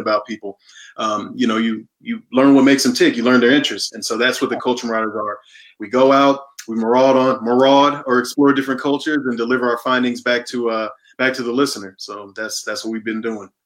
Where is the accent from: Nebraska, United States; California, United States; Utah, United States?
Nebraska, United States; Omaha; moved away as an adult; also born or lived in South Jersey; now in Florida, United States; I'm originally from Omaha, Nebraska